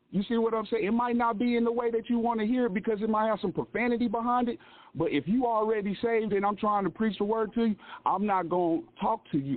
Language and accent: English; Lawrence, Kansas, United States; I'm actually from Lawrence, Kansas. Um, I've stayed in Kansas City. I pretty much stayed all over Kansas